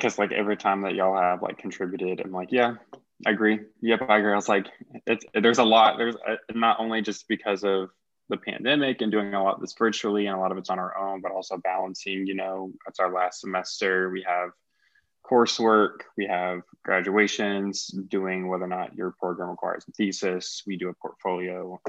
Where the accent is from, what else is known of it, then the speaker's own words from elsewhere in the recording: Kansas City, United States; now in South Carolina, United States; because currently here in South Carolina, I grew up in Kansas City.